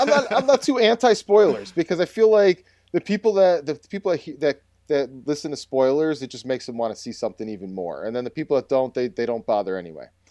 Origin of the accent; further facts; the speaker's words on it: North Tonawanda, New York, United States; my hometown um, uh, that I grew up in, it's actually a suburb of Buffalo called North Tonawanda